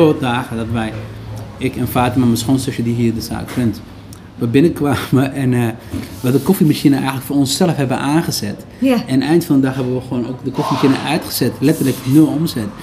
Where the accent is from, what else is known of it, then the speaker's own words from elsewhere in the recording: Netherlands; also born or lived in Somalia; we zijn een stukje opgegroeid in AZC